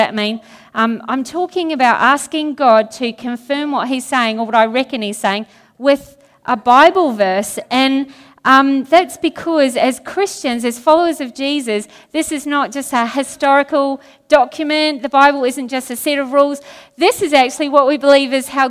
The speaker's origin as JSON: {"language": "English", "country": "New Zealand", "said": "since I'm from New Zealand"}